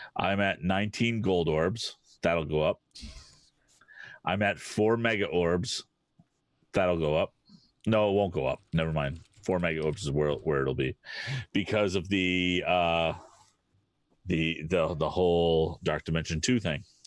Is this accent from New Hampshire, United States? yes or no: yes; New Hampshire, United States; I grew up in New Hampshire